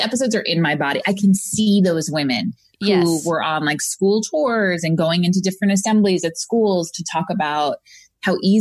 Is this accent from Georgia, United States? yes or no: no; Long Island, New York, United States; moved away; Originally from Long Island